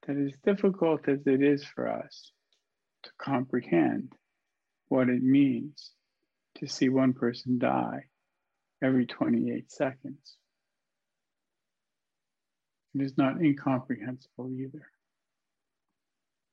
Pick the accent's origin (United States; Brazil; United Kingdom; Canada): Canada; Canadian Prairies; as a boy when I was growing up on the Canadian prairie